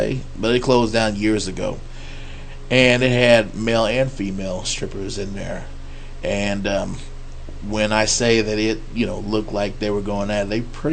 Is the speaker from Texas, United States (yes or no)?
yes; Fort Worth, Texas, United States; now I'm in from Fort Worth, so I'm like, or better known as the dark side of the Metroplex.